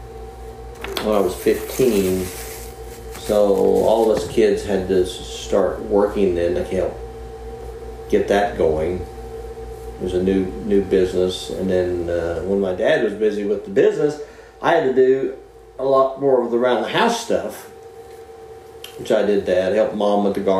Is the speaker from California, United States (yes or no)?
no; Moore, Oklahoma, United States; Originally from Moore, Oklahoma. Went to high school at Moore, Oklahoma